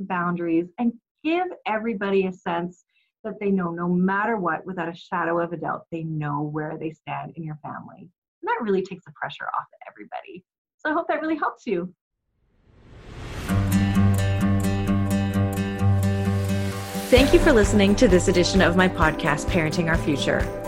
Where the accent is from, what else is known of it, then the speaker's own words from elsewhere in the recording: Canada; we are Canadian. So it is not the igloos that you may be imagining that we live in, but it is cold here in the wintertime